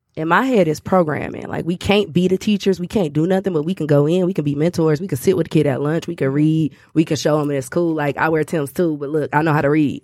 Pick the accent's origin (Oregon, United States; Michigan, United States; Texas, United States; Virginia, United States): Michigan, United States; Detroit; I'm from Detroit.